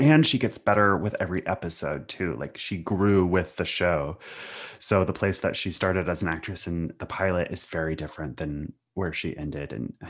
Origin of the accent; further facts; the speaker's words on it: Pacific Northwest, United States; You know, I came from the Riot Girl scene of the 90s and grew up in the Pacific Northwest.